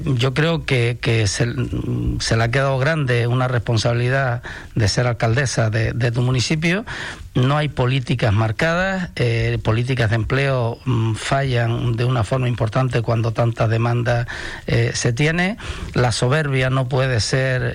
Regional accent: Canary Islands, Spain; somos europeos pero estamos en África

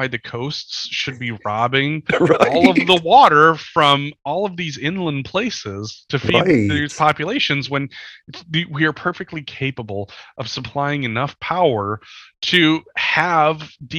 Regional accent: Eastern Montana, United States; I'm from Eastern Montana

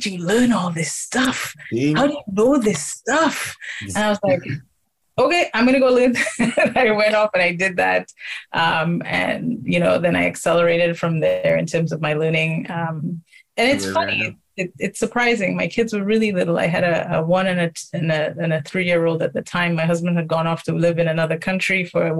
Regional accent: St. Lucia; now in Toronto, Canada; I'm originally from St. Lucia, Canadian St. Lucian.

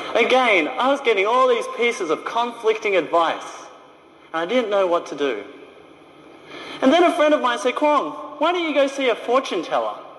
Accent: Australia; moved away as an adult; also born or lived in China; I was a little Chinese boy growing up in Australia

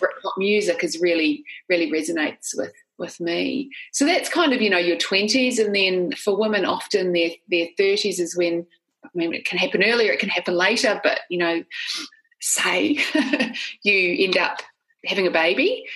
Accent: New Zealand; I'm not sure they can tell initially from my accent, but I grew up in New Zealand.

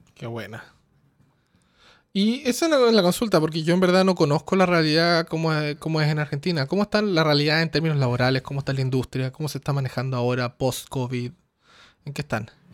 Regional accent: Chile; moved away; yo soy de Chile, pero no vivo en Chile hace muchos años

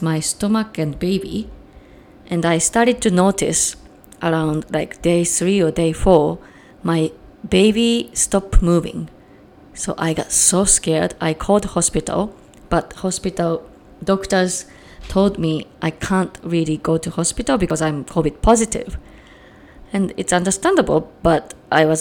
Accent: Japan; also born or lived in Chicagoland, Illinois, United States; now in Chicago, United States; I'm from Japan, but currently live in Chicagoland, Illinois, USA

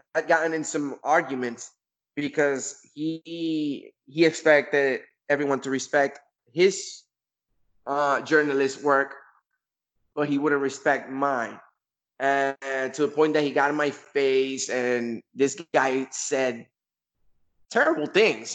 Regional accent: Kissimmee, Florida, United States; my hometown in Kissimmee, Florida

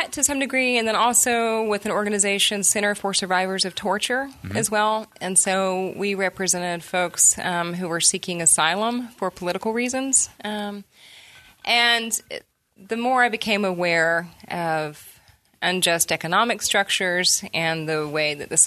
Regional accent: Atlanta, Georgia, United States; moved away as an adult; also born or lived in Texas; now in Nashville, United States; I grew up in Atlanta

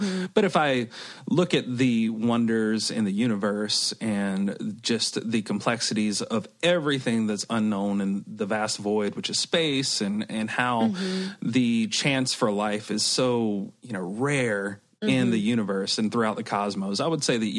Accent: Bible Belt, the South, United States; moved away as an adult; now in Santa Cruz, United States; I grew up in the Bible Belt

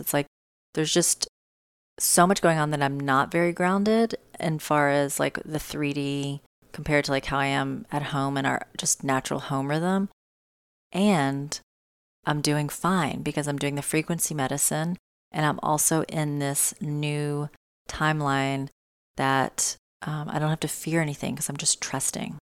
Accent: Tennessee, United States; moved away; I am in Tennessee. I am in my home. state near my hometown

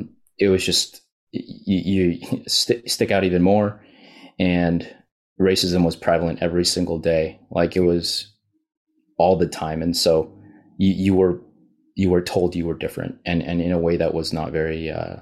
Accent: Canada; born there; Canadian born Chinese. My dad was from China. Mom's from Hong Kong.

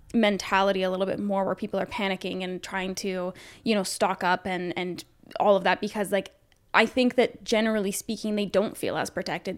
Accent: Canada; being Canadian

